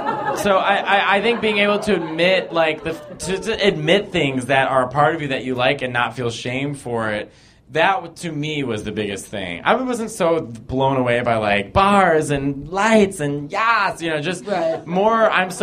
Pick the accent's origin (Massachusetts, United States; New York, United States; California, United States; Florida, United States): Florida, United States; Tampa; Okay, Tampa, Florida.